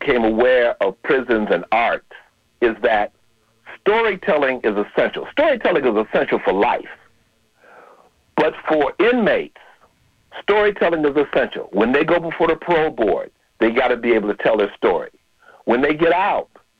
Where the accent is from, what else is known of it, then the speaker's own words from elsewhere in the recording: Chicago, Illinois, United States; now in San Francisco Bay Area, United States; I'm originally from Chicago